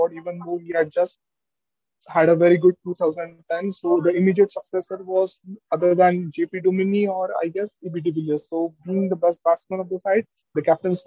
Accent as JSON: {"language": "English", "country": "India", "said": "being an Indian"}